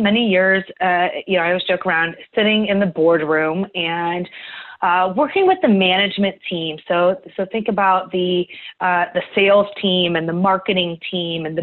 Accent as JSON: {"language": "English", "town": "Cleveland", "region": "Ohio", "country": "United States", "tie": "born or raised there", "said": "So I grew up in Cleveland, Ohio"}